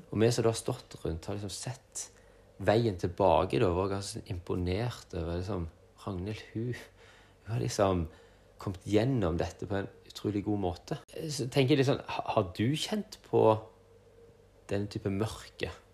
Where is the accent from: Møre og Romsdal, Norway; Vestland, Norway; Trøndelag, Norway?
Vestland, Norway; Sogn; moved away; Der jeg vokste opp i Sogn